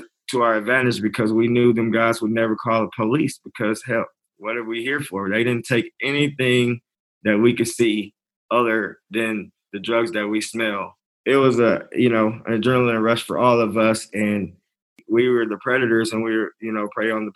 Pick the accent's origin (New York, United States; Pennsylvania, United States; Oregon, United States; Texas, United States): Texas, United States; Lubbock; I grew up in Lubbock